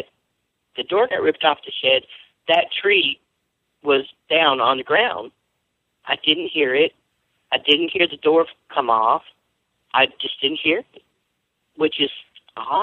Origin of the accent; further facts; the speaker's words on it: Louisiana, United States; I grew up in Louisiana. We grew up hearing Bigfoot stories a lot